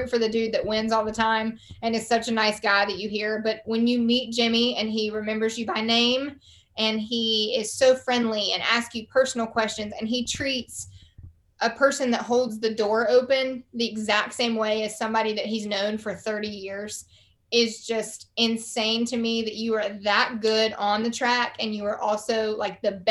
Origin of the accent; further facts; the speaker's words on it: the South, United States; accent: Southern; between your Australian accent and my Southern accent, but it worked out well.